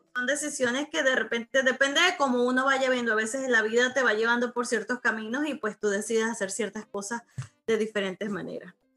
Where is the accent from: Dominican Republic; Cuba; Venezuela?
Venezuela; moved away as an adult; mi infancia, mi vida en Venezuela, porque después del Club de los Tigritos duré fue un año y me vine para acá. Mi infancia, mi adolescencia, mis primeros amores, mi, bachillerato, todo lo pasé